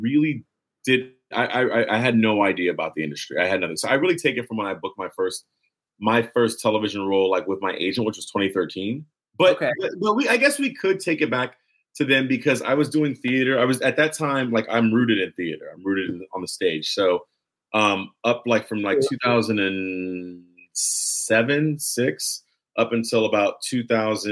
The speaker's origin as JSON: {"language": "English", "town": "Los Angeles", "region": "California", "country": "United States", "said": "Los Angeles. I'm from here"}